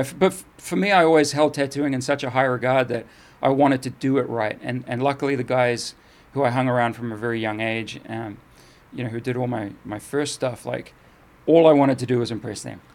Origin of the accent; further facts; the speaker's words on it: New Zealand; also born or lived in England; I moved from England to New Zealand, and, you know, when I was seven